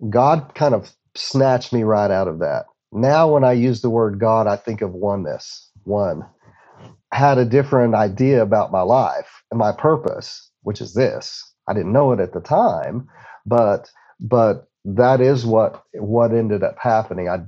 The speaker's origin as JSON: {"language": "English", "town": "Odessa", "region": "Texas", "country": "United States", "tie": "born or raised there", "said": "with other substances that that uh, uh, that were a part of growing up in Odessa, um, I lost numerous friends."}